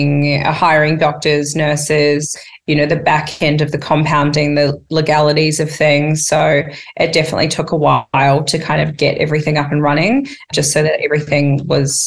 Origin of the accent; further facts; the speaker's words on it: New Zealand; moved away as an adult; now in Australia; I come from New Zealand. I did not come from money